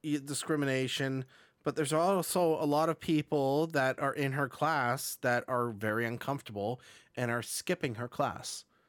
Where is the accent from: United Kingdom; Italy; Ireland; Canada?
Canada; Burlington, Ontario; my hometown in Burlington, Ontario